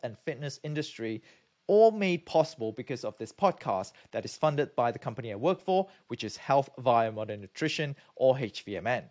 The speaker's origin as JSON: {"language": "English", "country": "Malaysia", "also_born_or_lived": "United Kingdom", "moved": "yes", "said": "I'm from Malaysia"}